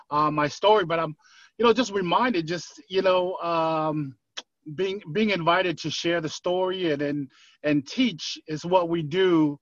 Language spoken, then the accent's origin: English; Inglewood, California, United States; also born or lived in Tonga; now in Kailua, United States; Growing up in Inglewood, California, I watched people, some of my friends didn't have a dad.